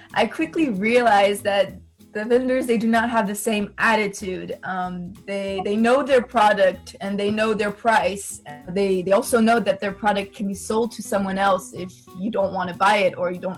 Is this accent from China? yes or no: yes; China; Yeah, so this was actually um, very hard for me because. I grew up in China, so I was used to bargaining